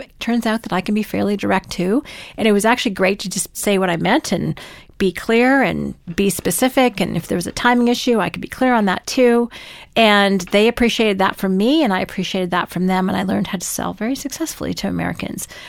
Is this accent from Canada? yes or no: yes; Canada